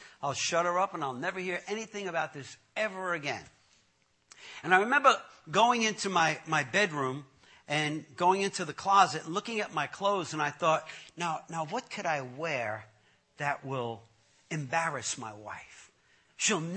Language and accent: English; New York, United States; when I was growing up in Brooklyn, I grew up in a tough neighborhood in Brooklyn, the Gowanus Projects.